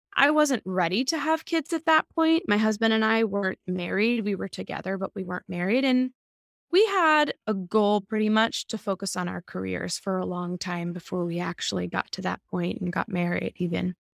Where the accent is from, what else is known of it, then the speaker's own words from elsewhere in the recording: Massachusetts, United States; now in New York City, United States; I am a New York City living actor and voiceover artist. I'm originally from Massachusetts.